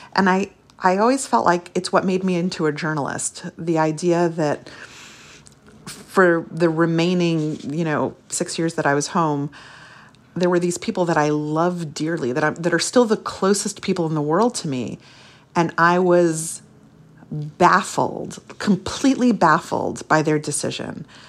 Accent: Brooklyn, New York, United States; moved away; also born or lived in Long Island; When we moved to Brooklyn from Long Island

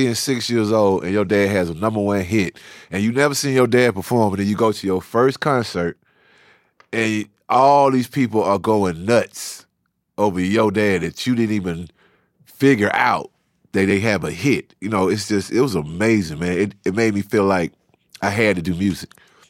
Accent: Savannah, Georgia, United States; now in Atlanta, United States; I've always been proud of the fact that we came from Savannah, and my dad was kind of a prodigy when he was younger because he put a record out in his younger days when he was in high school out there.

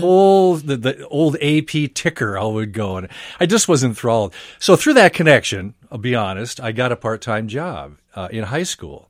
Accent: Princeton, Minnesota, United States; I grew up in Princeton, little town about an hour north of here

